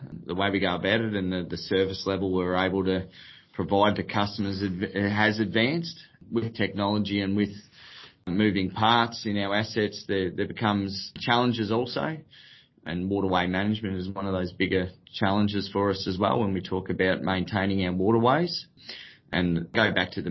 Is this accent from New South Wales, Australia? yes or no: no; Kyabram, Victoria, Australia; I was born and bred in Kyabram, which is obviously a local rural area, surrounded by our irrigation network.